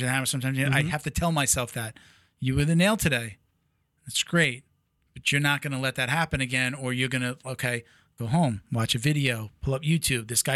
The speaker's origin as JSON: {"language": "English", "town": "Medford", "region": "New York", "country": "United States", "tie": "born or raised there", "moved": "yes", "said": "I'm from Long Island."}